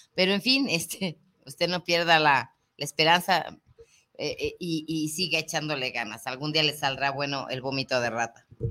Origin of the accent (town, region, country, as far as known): Mexico